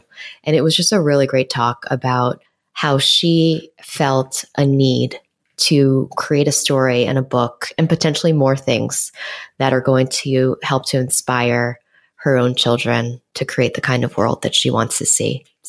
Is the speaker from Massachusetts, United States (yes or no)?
no; New York City, New York, United States; born or raised there; moved away as an adult; now in Los Angeles, United States